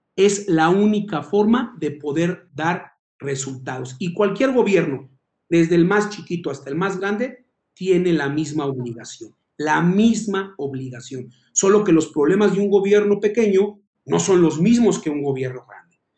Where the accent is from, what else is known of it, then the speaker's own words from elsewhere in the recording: Tlalnepantla de Baz, State of Mexico, Mexico; nací en Tlane, crecí en Tlane, vivo en Tlane